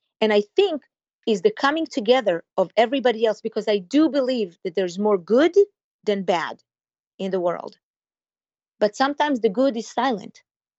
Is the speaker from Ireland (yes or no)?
no; Israel; maybe it's because I came from Israel directly into the Jewish community that greeted me with open arms.